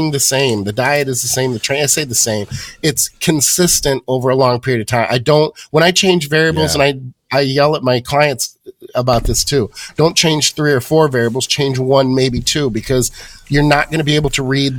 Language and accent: English; Michigan, United States; Born and raised in Michigan